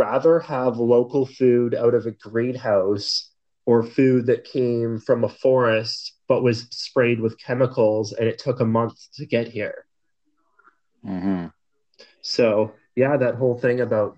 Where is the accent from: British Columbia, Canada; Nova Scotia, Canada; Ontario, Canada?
British Columbia, Canada; Campbell River; also born or lived in Calgary, Alberta; Calgary was where I was born, but I came to Campbell when I was like two.